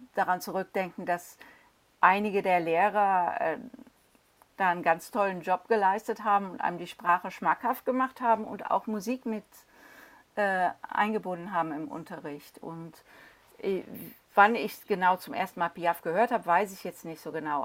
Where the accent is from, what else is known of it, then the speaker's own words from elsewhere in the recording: Cologne, North Rhine-Westphalia, Germany; now in London, United Kingdom; Ich komme ja aus Köln